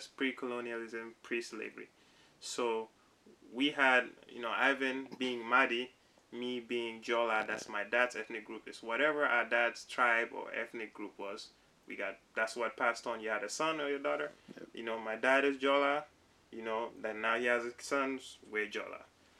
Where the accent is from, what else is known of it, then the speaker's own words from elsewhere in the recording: Gambia; moved away as an adult; I'm from the Gambia, right?